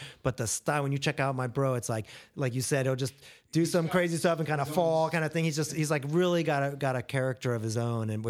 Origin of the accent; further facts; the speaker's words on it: Ohio, United States; I grew up in Ohio, and so there were a handful of mini ramps and things like that. And there's a really amazing skate culture there, even back in the day when I was doing it.